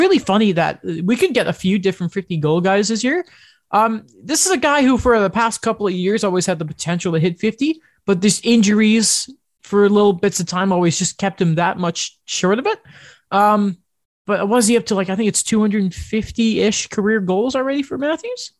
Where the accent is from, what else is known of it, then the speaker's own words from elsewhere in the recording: United Kingdom; I'm British